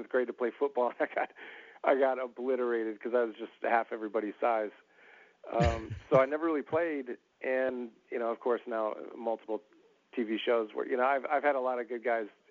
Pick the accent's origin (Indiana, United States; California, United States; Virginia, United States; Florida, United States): Florida, United States; Florida Panhandle, United States; I grew up mostly in the South, in the Northwest Panhandle of Florida